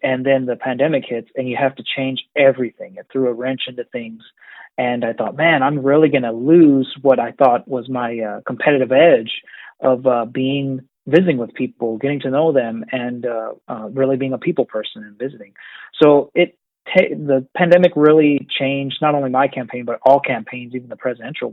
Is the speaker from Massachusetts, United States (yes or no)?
no; Amarillo, Texas, United States; I was born and raised in Amarillo, where I lived all of my life